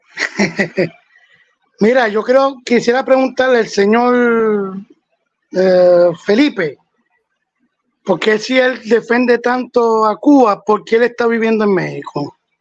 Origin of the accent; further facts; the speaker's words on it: Puerto Rico; now in Orlando, United States; soy boricua, no soy cubano